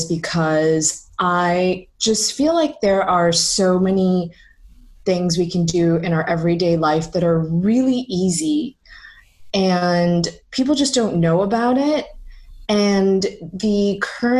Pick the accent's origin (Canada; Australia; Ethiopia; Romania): Canada; Toronto, Ontario; moved away as an adult; also born or lived in San Francisco; now in London, United Kingdom; I was born and raised in Toronto.